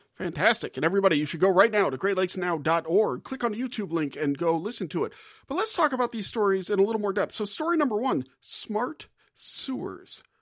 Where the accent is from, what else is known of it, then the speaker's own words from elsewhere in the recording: Gulf South, United States; moved away; I'm from the Gulf South